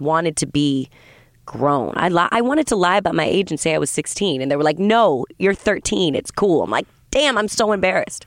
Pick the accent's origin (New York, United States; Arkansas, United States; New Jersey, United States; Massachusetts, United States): Massachusetts, United States; south of Boston; also born or lived in Vermont / New England; I grew up mostly in, uh, south of Boston.